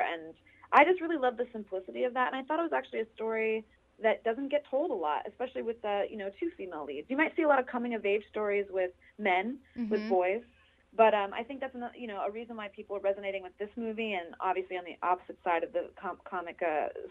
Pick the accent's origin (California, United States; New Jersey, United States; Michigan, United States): New Jersey, United States; moved away; also born or lived in Los Angeles / New York; I grew up in New Jersey